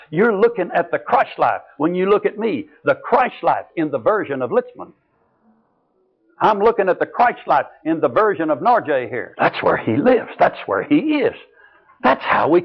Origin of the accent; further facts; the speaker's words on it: Texas, United States; I was from Texas.